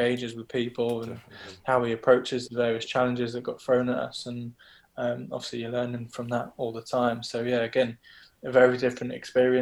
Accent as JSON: {"language": "English", "town": "Brighton", "region": "South East England", "country": "United Kingdom", "tie": "born or raised there", "moved": "yes", "said": "I'm from Brighton originally. I grew up watching games at the Wibdean"}